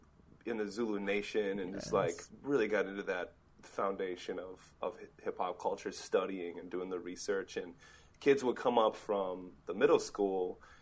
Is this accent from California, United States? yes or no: no; Minnesota, United States; also born or lived in Rochester, Minnesota / Twin Cities, Minnesota; now in Portland, United States; But yeah, I grew up in Minnesota, and I grew up in southeastern Minnesota. I was an only child, grew up with a single mother.